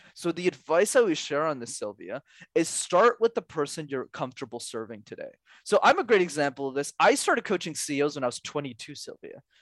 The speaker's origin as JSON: {"language": "English", "town": "Montreal", "region": "Quebec", "country": "Canada", "tie": "born or raised there", "said": "I grew up in Montreal, which is a city where you need to speak French, and I studied my whole life in French despite struggling with it"}